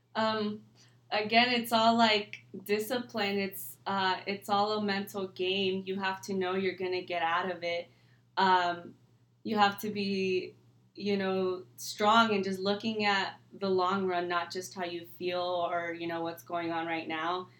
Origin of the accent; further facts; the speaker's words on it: California, United States; I was born and raised here in California